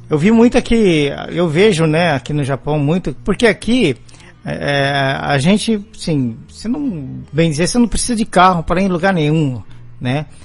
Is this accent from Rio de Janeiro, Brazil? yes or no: no; São Paulo, Brazil; moved away as an adult; now in Belo Horizonte, Brazil; eu nasci em São Paulo, do tempo que eu vivi em São Paulo